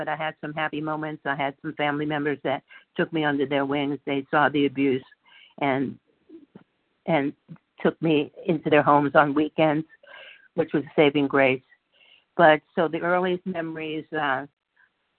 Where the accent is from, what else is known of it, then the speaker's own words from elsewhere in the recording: New York, United States; now in California, United States; I grew up in New York, and I was a chubby, cute little kid